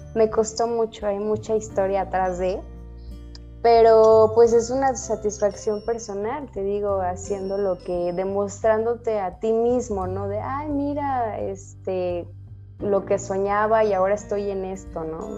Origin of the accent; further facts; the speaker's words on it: Mexico City, Mexico; now in Guadalajara, Mexico; nací en la Ciudad de México, pero actualmente vivo en la Ciudad de Guadalajara